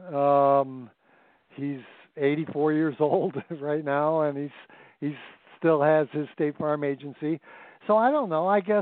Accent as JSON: {"language": "English", "town": "Chicago", "region": "Illinois", "country": "United States", "tie": "born or raised there", "moved": "as an adult", "said": "I was born and raised in the Chicagoland area"}